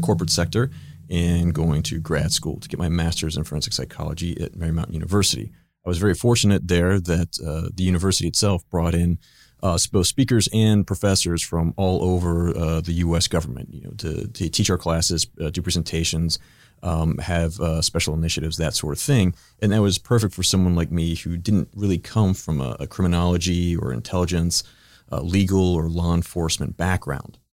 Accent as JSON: {"language": "English", "town": "Pittsburgh", "region": "Pennsylvania", "country": "United States", "tie": "born or raised there", "also_born_or_lived": "Ohio / Washington, D.C.", "moved": "as an adult", "said": "I grew up in Pittsburgh, Pennsylvania"}